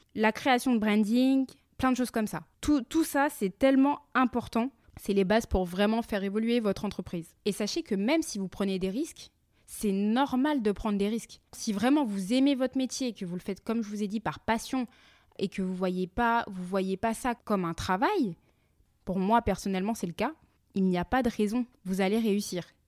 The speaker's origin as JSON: {"language": "French", "country": "France", "moved": "as an adult", "lives_now": "Montreal, Canada", "said": "nous avons quitté la France tous les quatre"}